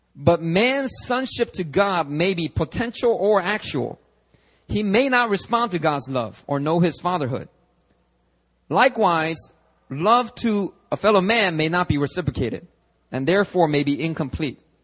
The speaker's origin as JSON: {"language": "English", "town": "Philadelphia", "region": "Pennsylvania", "country": "United States", "tie": "born or raised there", "second_language": "English", "moved": "yes", "lives_now": "Seoul, South Korea", "said": "When I was growing up in Philly, I kid you not, true story. About fourth grade, all right, I was still learning English"}